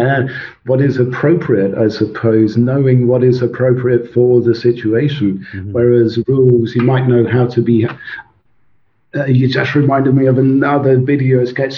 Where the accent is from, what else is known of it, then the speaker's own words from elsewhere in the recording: Suffolk, East of England, United Kingdom; first language Swedish; English is a second language; also born or lived in Sweden / Scotland; I grew up in Suffolk